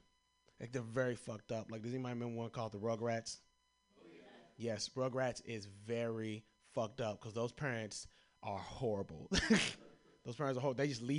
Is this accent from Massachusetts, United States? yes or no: no; Kentucky, United States; I'm from Kentucky.